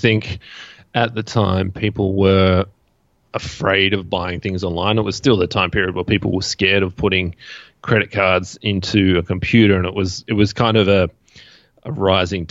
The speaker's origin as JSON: {"language": "English", "country": "Australia", "said": "I'm from Australia"}